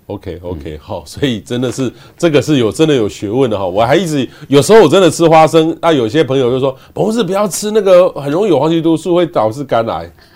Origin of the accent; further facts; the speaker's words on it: Taiwan; 我们台湾人